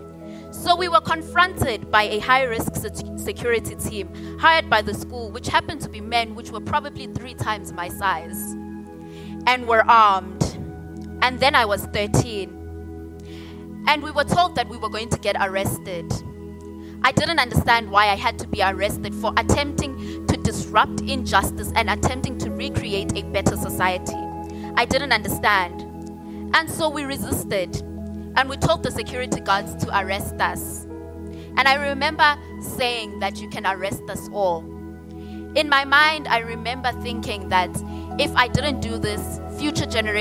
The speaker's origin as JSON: {"language": "English", "country": "South Africa"}